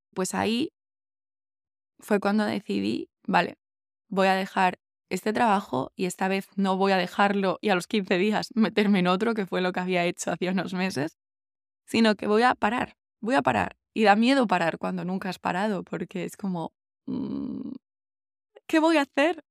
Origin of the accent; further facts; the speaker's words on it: Asturias, Spain; moved away as an adult; also born or lived in Berlin, Germany; cuando ya me fui de Berlín y, y volví a Asturias